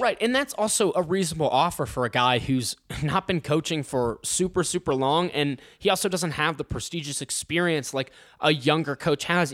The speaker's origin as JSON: {"language": "English", "region": "Ohio", "country": "United States", "moved": "as an adult", "said": "I'm from Ohio."}